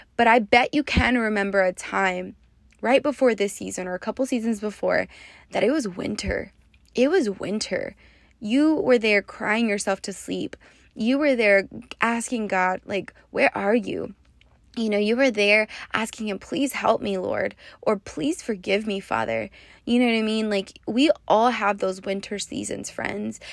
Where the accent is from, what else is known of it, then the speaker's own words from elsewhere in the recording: West Texas, United States; moved away as an adult; now in Las Vegas, United States; I'm also from West Texas